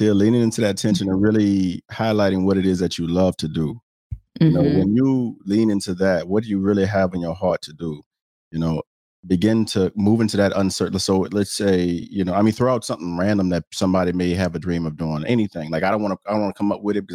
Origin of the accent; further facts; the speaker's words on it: the South, United States; I'm from the South